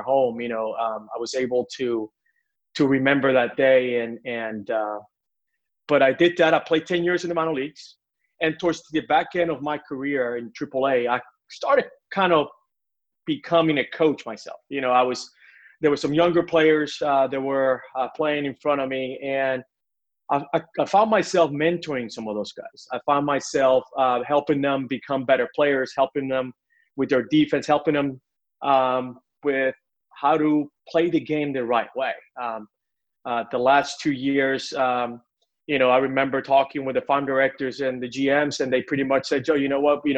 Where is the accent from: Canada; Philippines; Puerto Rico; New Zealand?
Puerto Rico; moved away as an adult; also born or lived in Mobile, Alabama; I was born and raised in Puerto Rico, and like every Puerto Rican kid